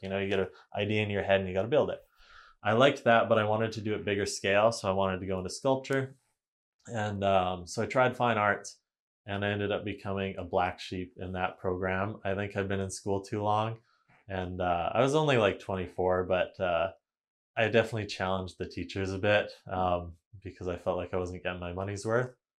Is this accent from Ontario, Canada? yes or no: no; Vanderhoof, British Columbia, Canada; also born or lived in Kamloops, British Columbia; Vanderhoof. It's a small town in northern B C, um, five thousand people up by Prince George. So, went there for pretty much all my, um, elementary, high school years.